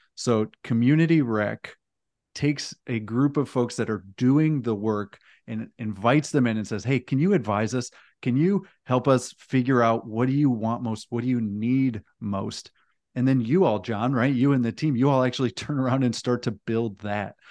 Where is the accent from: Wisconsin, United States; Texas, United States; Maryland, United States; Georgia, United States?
Texas, United States; we're in my home state of Texas